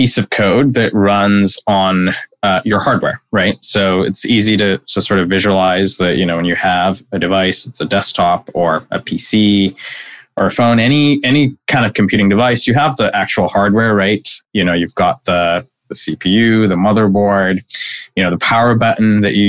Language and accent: English; Dhaka, Dhaka Division, Bangladesh; moved away as an adult; now in United States; I grew up in Dhaka, which is the capital